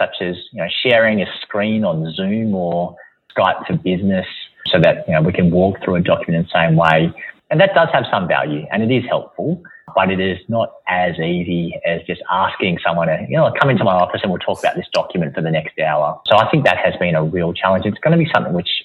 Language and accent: English; Melbourne, Victoria, Australia; I'm a very proud Melbournean